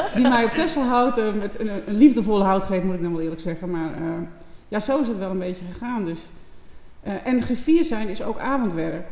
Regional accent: Texel, North Holland, Netherlands; Ik ben geboren op Texel

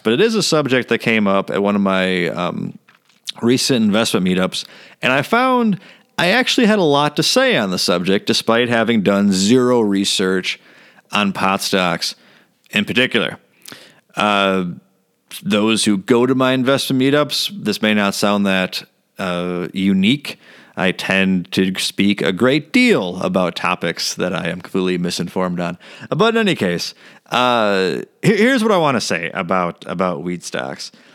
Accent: Elk Grove, United States; I grew up in Elk Grove.

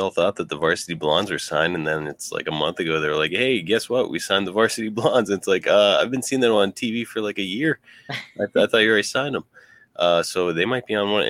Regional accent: Ridgway, Pennsylvania, United States; both from Ridgeway, Pennsylvania. And if I was a pro wrestler, I'd probably just be like, just tell him I'm from Pittsburgh

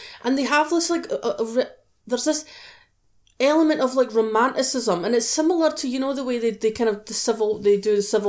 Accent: United Kingdom; I'm British

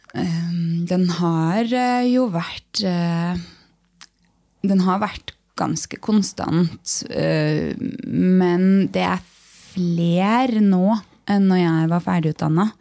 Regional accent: Lørenskog, Akershus, Norway; jeg er fra Lørenskog

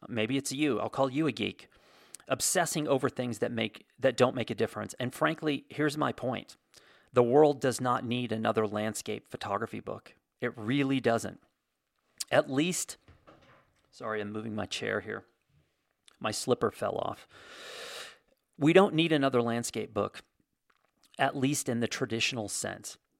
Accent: United States; I'm American

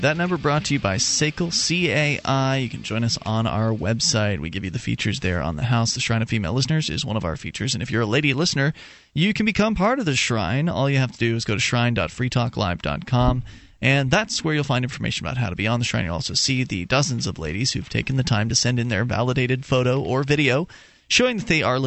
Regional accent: Sarasota, Florida, United States; moved away; I'm originally from Sarasota, Florida

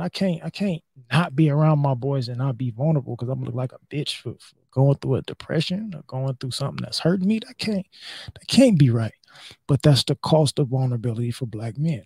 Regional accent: United States; as American men

